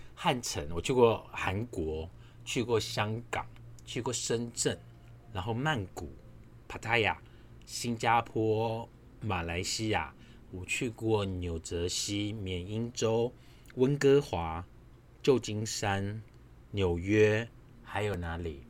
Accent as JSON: {"language": "Chinese", "town": "Su'ao", "region": "Yilan County", "country": "Taiwan", "tie": "born or raised there", "moved": "yes", "lives_now": "Taipei, Taiwan", "said": "我是在南方澳长大的"}